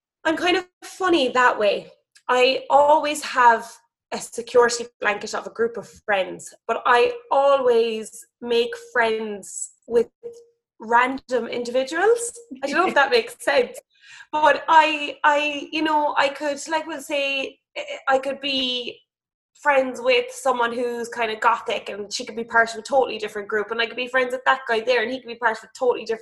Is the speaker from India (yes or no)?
no; Cork, Munster, Ireland; also born or lived in Dunmanway; Born in Cork, and I was raised most of my life in Douglas